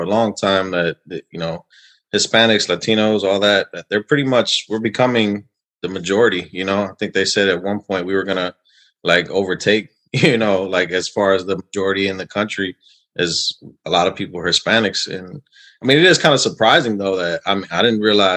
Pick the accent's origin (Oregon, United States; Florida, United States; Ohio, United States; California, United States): Ohio, United States; Cleveland; I'm from Cleveland